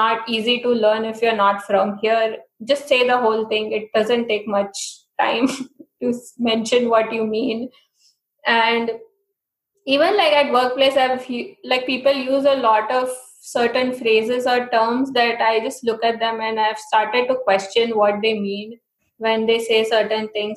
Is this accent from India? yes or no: yes; India; accent: Indian; moved away as an adult; now in United States; I'm from India